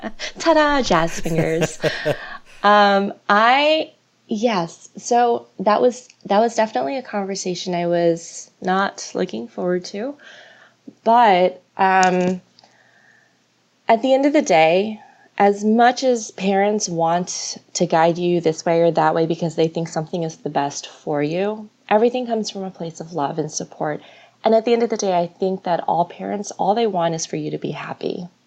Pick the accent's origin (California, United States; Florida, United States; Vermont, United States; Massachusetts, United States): Florida, United States; also born or lived in New York; I was raised in Florida. I was born in New York. I was raised in Florida when I was like 4 or 5. So, my entire childhood was in Florida, graduated from the University of Florida, go Gators.